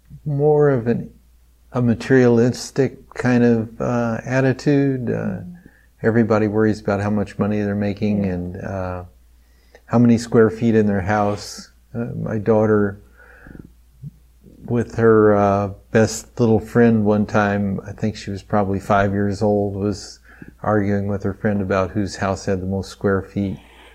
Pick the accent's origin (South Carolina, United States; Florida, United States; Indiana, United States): Indiana, United States; Terre Haute; moved away as an adult; now in Lafayette, United States; I grew up in Terre Haute, Indiana.